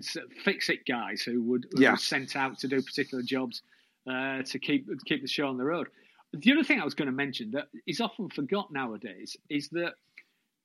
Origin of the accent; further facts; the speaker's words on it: Hull, Yorkshire and the Humber, United Kingdom; I'm from Hull